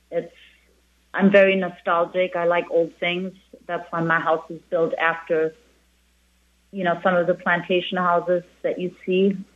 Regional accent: Spain; moved away as an adult; now in St. John, US Virgin Islands; And especially on the menu, I mean, when I came here from Spain, I opened up a tapas place, which is La Tapa.

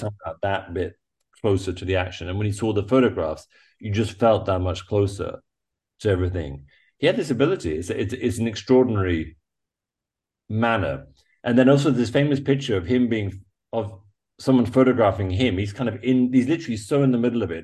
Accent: England, United Kingdom; moved away as an adult; growing up in England, growing up on an island

